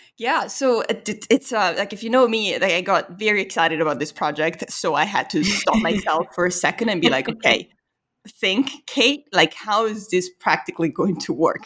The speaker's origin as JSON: {"language": "English", "country": "Italy", "moved": "yes", "said": "I'm from Italy"}